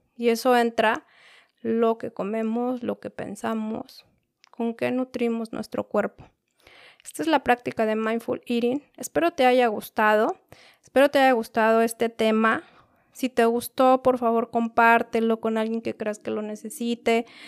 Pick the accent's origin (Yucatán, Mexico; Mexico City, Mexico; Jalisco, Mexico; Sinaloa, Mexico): Mexico City, Mexico; Yo soy de la Ciudad de México